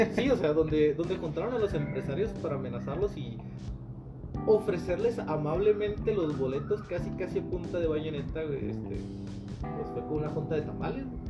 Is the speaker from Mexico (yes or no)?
yes; Mexico; como mexicano promedio, yo, al igual que mucha gente que conozco, vivimos en pinches departamentos, casitas de Infonavit